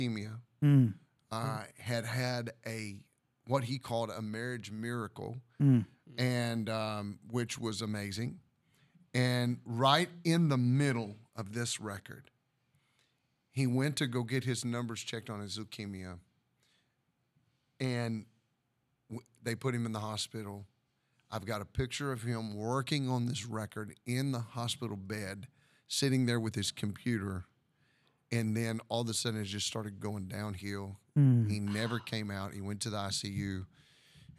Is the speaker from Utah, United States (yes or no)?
no; Kentucky, United States; I'm from Kentucky